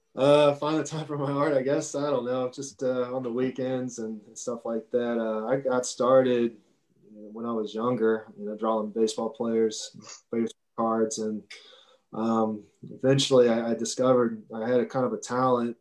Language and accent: English; Cincinnati, Ohio, United States; I grew up and obviously in Cincinnati here